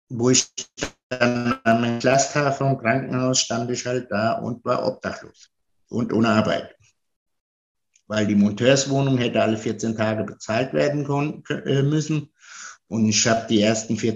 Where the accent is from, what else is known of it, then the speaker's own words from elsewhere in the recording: Italy; now in Germany; Also, ich ähm, bin Italiener und lebe seit 48 Jahren hier in Deutschland.